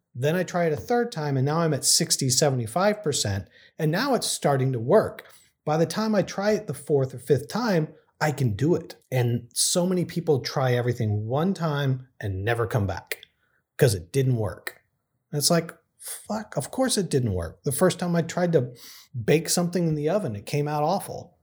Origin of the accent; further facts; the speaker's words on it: Texas, United States; moved away as an adult; now in San Francisco, United States; where I grew up in Texas.